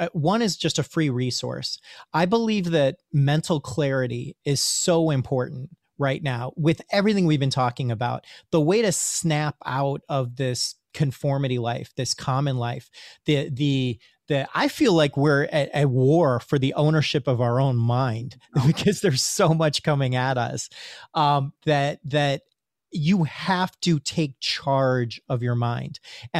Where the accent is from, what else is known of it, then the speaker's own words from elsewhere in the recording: India; You know, being Indian, I have a little bit of instant spiritual street cred.